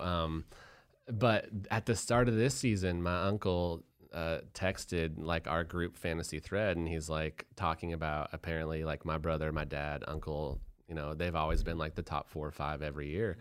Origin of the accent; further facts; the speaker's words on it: Boulder, Colorado, United States; I'm from Boulder, Colorado